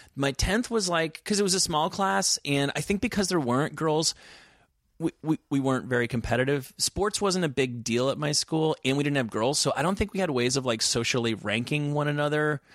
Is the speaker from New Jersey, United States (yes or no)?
yes; New Jersey, United States; moved away as an adult; also born or lived in New York City / Oxford / Santa Barbara; I'm from New Jersey.